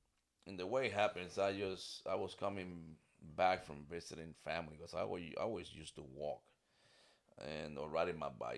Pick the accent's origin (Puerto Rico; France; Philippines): Puerto Rico; English is a second language; moved away as an adult; also born or lived in New York / El Paso, Texas / Germany; I was back in PR within a week.